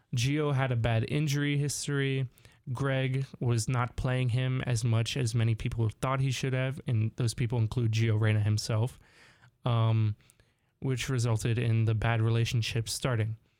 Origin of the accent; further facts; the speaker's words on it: Southern California, United States; we're both from California, SoCal specifically